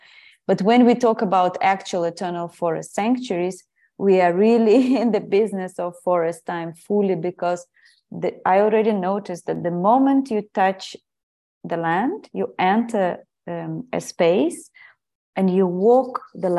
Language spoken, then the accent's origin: English; Ukraine; English is a second language; also born or lived in Portugal; I guess I've always been very tuned in with nature, thanks to my family, my grandmothers, and where I grew up in Ukraine.